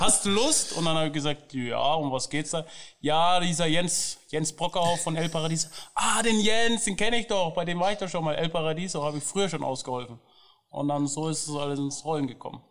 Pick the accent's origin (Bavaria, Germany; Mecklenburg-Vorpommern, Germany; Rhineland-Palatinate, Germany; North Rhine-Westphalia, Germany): Bavaria, Germany; Nuremberg; ich komme ursprünglich auch aus Nürnberg